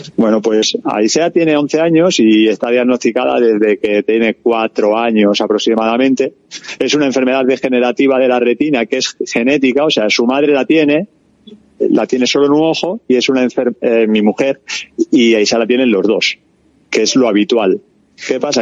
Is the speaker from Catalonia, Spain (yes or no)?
no; Cáceres, Extremadura, Spain; moved away; also born or lived in Biscay; yo soy de Cáceres